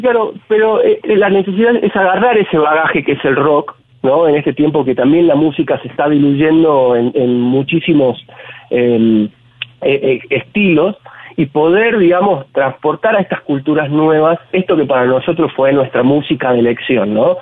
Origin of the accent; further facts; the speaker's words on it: Tucumán, Argentina; now in Salta, Argentina; yo soy tucumano, pero ya estoy radicado en Salta hace casi 15 años